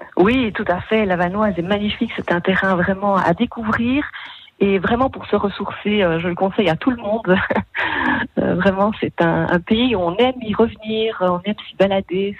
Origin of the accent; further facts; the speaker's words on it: Belgium; chez nous, en Belgique